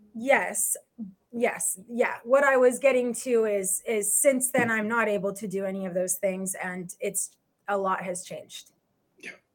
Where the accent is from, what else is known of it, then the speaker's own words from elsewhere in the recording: Los Angeles, California, United States; I am from Los Angeles.